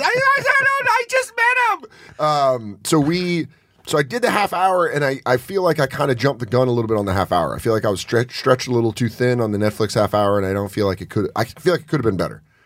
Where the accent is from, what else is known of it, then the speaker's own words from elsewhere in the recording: Rocky Mountains, United States; I'm from the Rocky Mountains